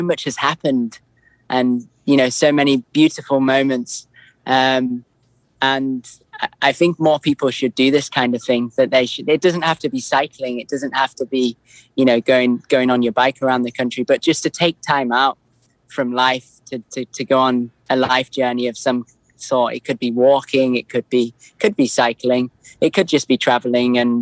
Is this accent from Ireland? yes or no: no; Lake District, North West England, United Kingdom; moved away as an adult; I grew up in the Lake District.